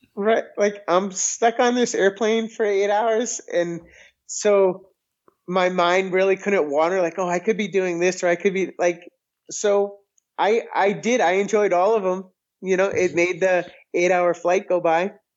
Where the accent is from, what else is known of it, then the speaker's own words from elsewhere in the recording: close to Boston, Massachusetts, United States; now in Missouri, United States; And I grew up in Massachusetts and I grew up close to Boston